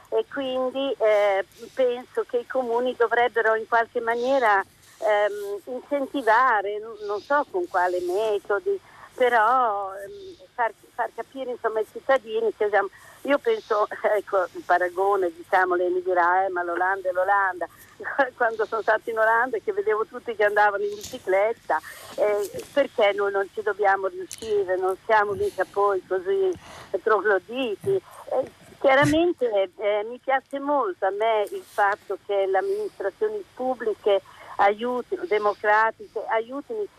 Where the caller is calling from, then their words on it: Rimini, Emilia-Romagna, Italy; siamo da Rimini … Eh, da Rimini